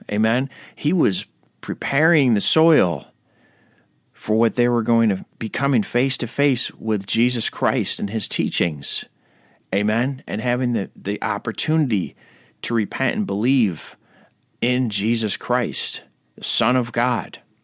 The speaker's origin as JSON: {"language": "English", "country": "Ireland", "said": "I'm an Irishman"}